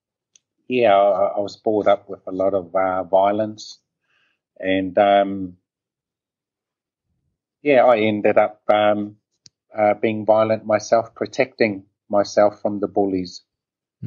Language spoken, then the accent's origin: English; Auckland, New Zealand; Growing up in Auckland, New Zealand